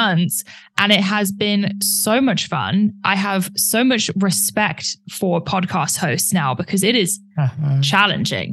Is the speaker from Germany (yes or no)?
no; United Kingdom; I'm British, so I'm very polite.